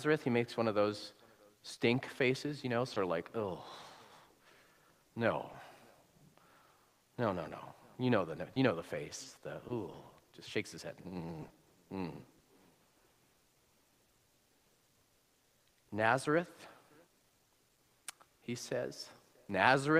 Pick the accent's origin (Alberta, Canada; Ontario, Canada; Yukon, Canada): Alberta, Canada; moved away; It's a little redneck, as we'd say, where I'm from. As I said, I'm from Alberta.